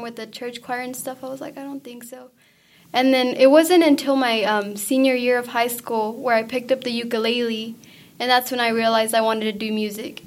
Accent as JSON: {"language": "English", "town": "Hobbs", "region": "New Mexico", "country": "United States", "first_language": "Spanish", "second_language": "English", "said": "I'm from Hobbs, New Mexico, which is just um, four hours away"}